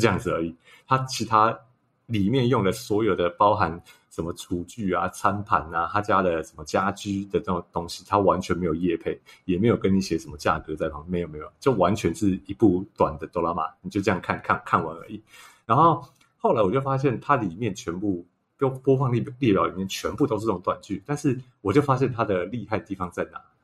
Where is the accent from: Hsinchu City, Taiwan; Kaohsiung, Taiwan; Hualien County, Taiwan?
Hsinchu City, Taiwan; Hsinchu; 我本身是新竹人